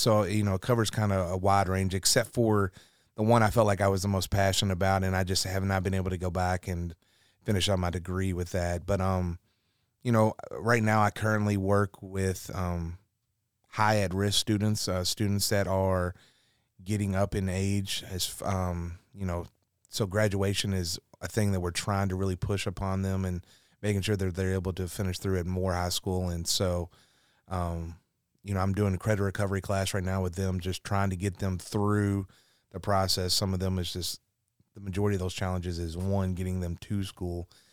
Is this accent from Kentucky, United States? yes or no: yes; Louisville, Kentucky, United States; born and raised in Louisville